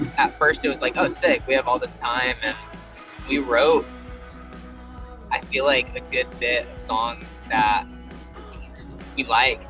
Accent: Southern California, United States; now in Nashville, United States; we're both from Southern California

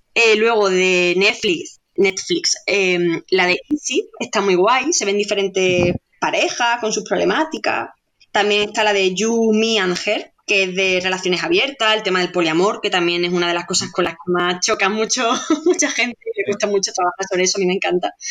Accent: Andalusia, Spain; como soy andaluza, pues lo pronuncio como aquella, de aquella manera

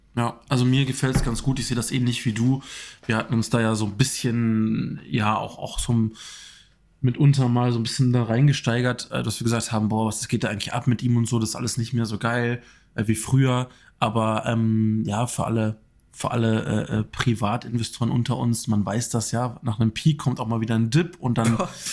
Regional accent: Germany; als Deutscher

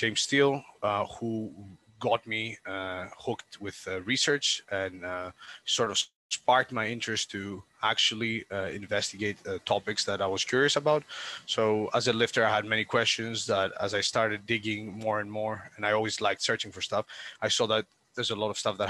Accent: Greece; now in Southampton, United Kingdom; I'm originally from Greece, but I live in the UK, and more specifically in Southampton, in England.

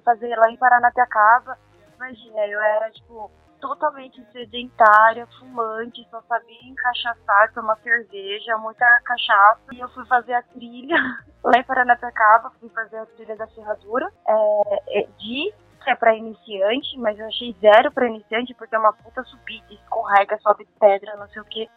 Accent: Brazil; also born or lived in Japan; Quando eu saí do Brasil

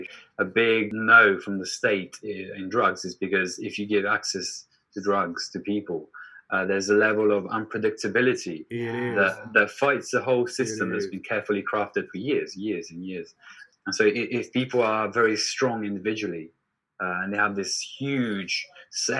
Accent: Turin, Piedmont, Italy; in Turin, my hometown

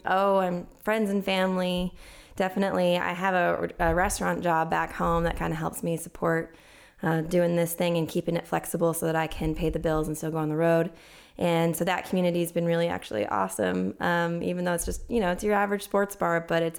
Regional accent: Midway, Utah, United States; now in Heber City, United States; I'm actually from Midway, which is like a few miles from where I live now, but I always say Salt.

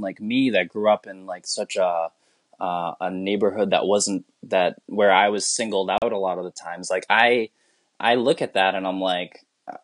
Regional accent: Massachusetts, United States; first language English; I, as a Filipino person, I grew up in like one of the whitest towns in Massachusetts

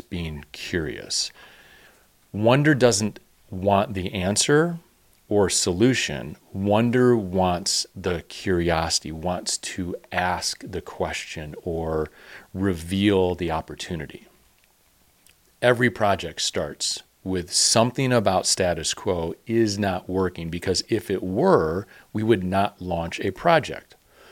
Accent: Chicago, Illinois, United States; growing up in Chicago

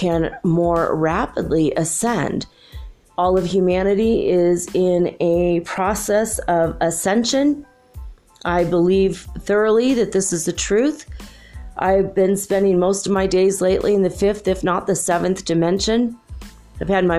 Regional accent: United States; moved away as an adult; also born or lived in California / Minnesota / Michigan; now in Ecuador; I am an American from North America, United States, and I grew up in California and Minnesota.

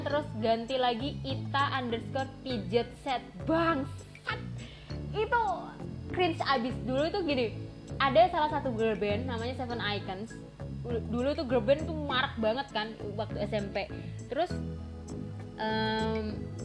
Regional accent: Surabaya, East Java, Indonesia; gue adalah orang Surabaya

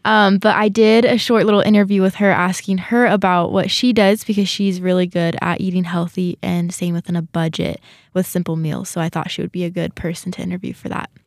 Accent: California, United States; now in Rexburg, United States; I'm from California

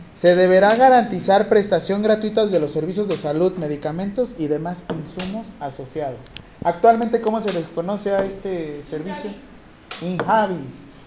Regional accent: Acapulco, Guerrero, Mexico; yo soy de Acapulco

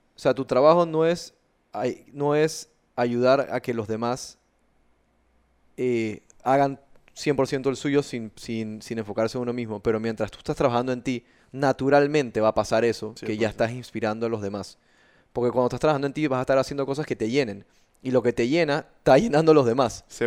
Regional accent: Panama; yo sea panameño, eh, soy panameño, me siento panameño

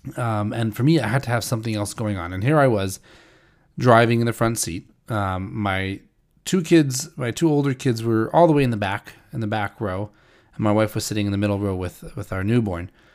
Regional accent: St. Louis, Missouri, United States; moved away; I grew up in St. Louis

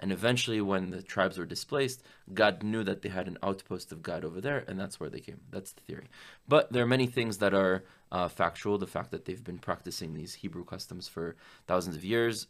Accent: Miami, Florida, United States; born or raised there; also born or lived in France / Israel

